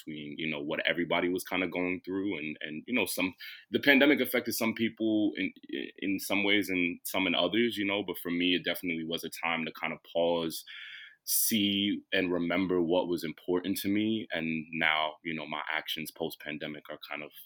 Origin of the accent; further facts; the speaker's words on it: New York City, New York, United States; I'm from Brooklyn